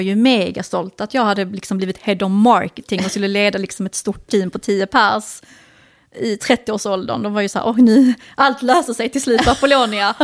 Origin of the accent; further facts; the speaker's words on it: Sweden; Vi båda, eh, är liksom, vi är inte utlandsfödda, men vi har ju utländska föräldrar